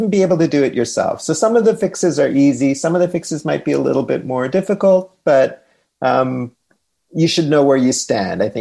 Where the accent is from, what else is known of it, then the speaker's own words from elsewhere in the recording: Pacific Northwest, United States; not envying the, the high temperatures up uh, in my home country of the Pacific Northwest.